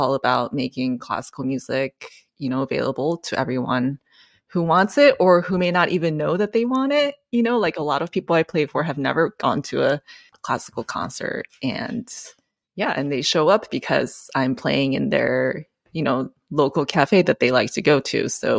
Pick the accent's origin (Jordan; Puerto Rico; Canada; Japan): Japan; now in United States; So so I'm not from here. I'm from Japan. And I went through a phase in my life, I guess like right after school, where I wasn't sure what I was doing with piano and what I was doing with my life. And I grew up internationally